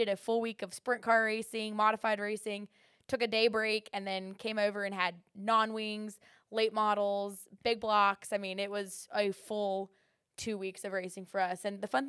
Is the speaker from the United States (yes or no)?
yes; West Coast, United States; I was gonna say like a Charlotte, because remember I'm from the West Coast.